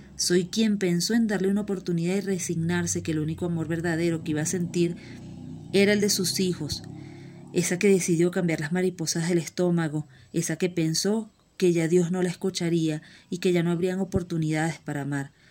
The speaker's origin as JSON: {"language": "Spanish", "country": "Venezuela", "tie": "born or raised there", "moved": "yes", "said": "Soy esa niña llorona que lleva las rodillas marcadas de las calles de César Rodríguez Palencia, allá mi querida Venezuela"}